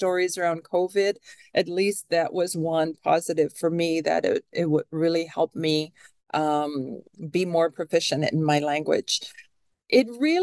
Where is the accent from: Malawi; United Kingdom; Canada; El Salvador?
Canada; now in Seattle, United States; I am a Canadian citizen